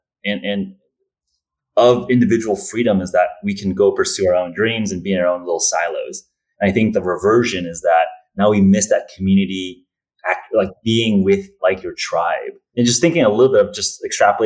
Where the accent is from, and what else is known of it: United States